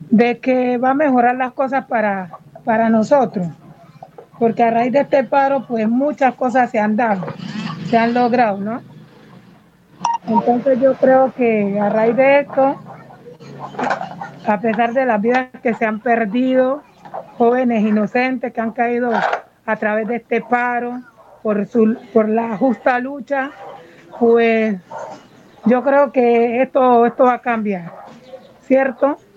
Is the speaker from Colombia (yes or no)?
yes; Buenaventura, Valle del Cauca, Colombia; desde pequeña Nací, aquí en Buenaventura, soy nacida y criada aquí en Buenaventura.